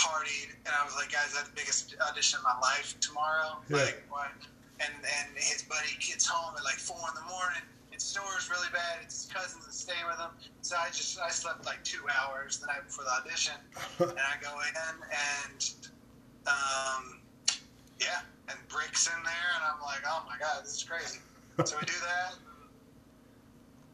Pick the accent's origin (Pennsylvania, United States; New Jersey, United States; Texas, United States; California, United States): Texas, United States; I'm from Texas